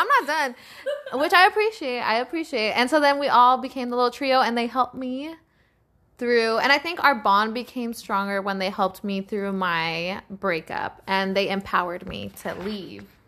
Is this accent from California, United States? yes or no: yes; East Palo Alto, California, United States; moved away; also born or lived in San Jose; I grew up in East Palo Alto. And I then later on moved to San Jose